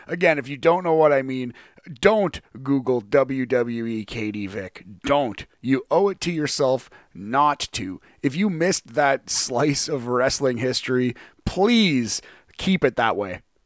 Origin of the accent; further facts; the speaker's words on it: Canada; as a Canadian wrestling fan